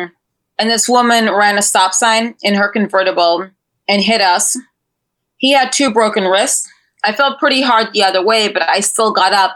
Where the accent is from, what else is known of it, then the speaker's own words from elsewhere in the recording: New York City, New York, United States; I grew up in Manhattan